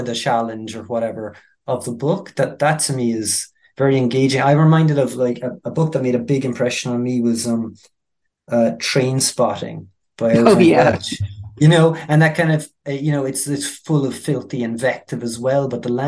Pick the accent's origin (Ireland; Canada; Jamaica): Ireland; I'm from rural Ireland